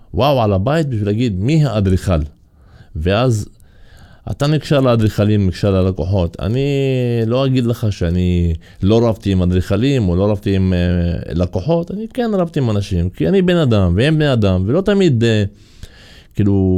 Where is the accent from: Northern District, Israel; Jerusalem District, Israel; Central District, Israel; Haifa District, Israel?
Haifa District, Israel; Kafr Qara; אני מכפר קרא